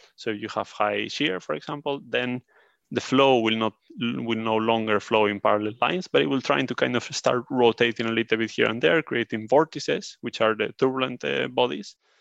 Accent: Spain; moved away as an adult; now in Sweden; I'm from Spain, but I live in, uh, Sweden

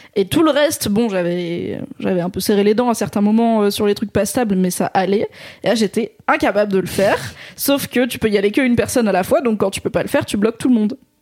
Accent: Drôme, Auvergne-Rhône-Alpes, France; dans la Drôme là où j'ai grandi

